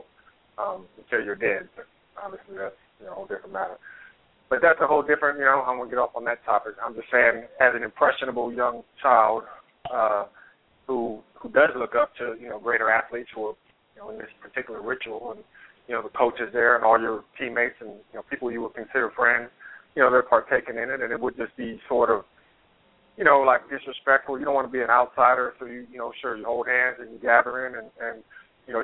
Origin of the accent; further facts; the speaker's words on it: California, United States; now in the South, United States; But I grew up in California.